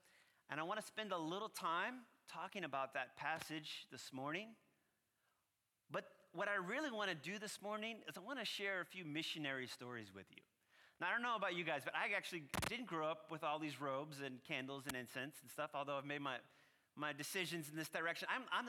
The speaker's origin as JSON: {"language": "English", "town": "New Orleans", "region": "Louisiana", "country": "United States", "accent": "New Orleans", "moved": "yes", "lives_now": "Los Angeles, United States", "said": "So by the way, I'm from Los Angeles, California, but I'm really from New Orleans. So not too far down the road here. And I kind of have a loud New Orleans mouth. And the New Orleans accent might slip out a few times in there."}